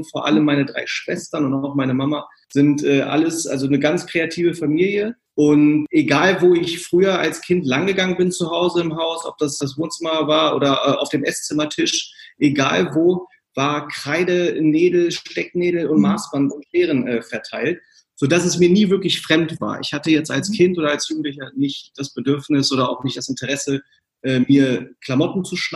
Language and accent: German; Braunschweig, Lower Saxony, Germany; born there; also born or lived in California; now in Hamburg, Germany; ähm, bin gebürtiger Braunschweiger